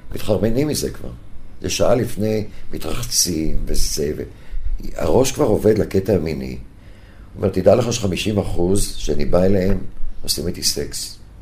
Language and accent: Hebrew; Herzliya, Tel Aviv District, Israel; יליד הרצליה